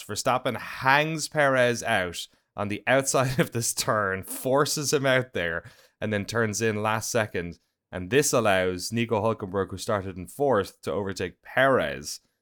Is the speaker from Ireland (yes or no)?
yes; Ireland; now in United States; as an Irish guy.